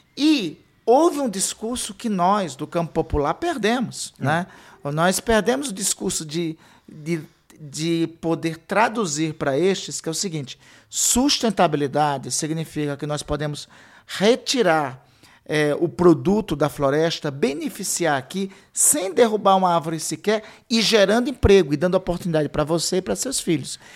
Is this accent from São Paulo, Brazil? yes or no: no; Amapá, Brazil; eu sou do Amapá